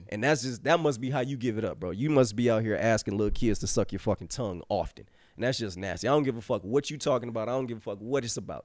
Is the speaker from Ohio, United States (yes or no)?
yes; Cleveland, Ohio, United States; we grew up in Cleveland